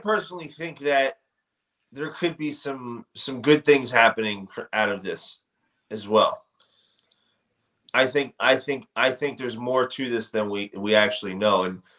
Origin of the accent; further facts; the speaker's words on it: United States; I grew up 20 minutes from Manhattan